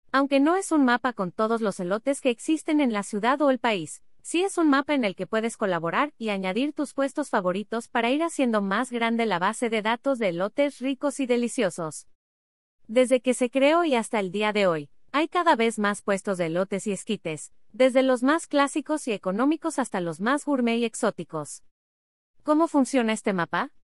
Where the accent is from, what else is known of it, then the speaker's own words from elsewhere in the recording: Mexico; Uno de los placeres que tenemos como mexicanos es ir al tianguis o al carrito de la esquina y comprar un elote con su harta mayonesa, su harto queso, su chilito piquín y su limón